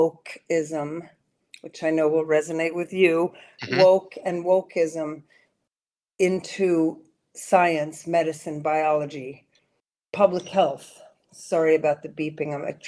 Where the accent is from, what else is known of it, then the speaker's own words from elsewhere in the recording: Sweden; moved away as an adult; also born or lived in New York City, United States; now in United States; because I grew up in Sweden. I'm American, born in New York City, but my mom was Swedish, and when the marriage broke up, she took us to Sweden. I was 11 years old and lived there for eight years